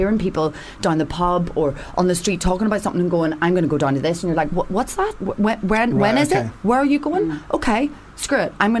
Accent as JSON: {"language": "English", "region": "Northern Ireland", "country": "United Kingdom", "tie": "born or raised there", "moved": "yes", "lives_now": "England", "said": "being from Northern Ireland, I come from conflict."}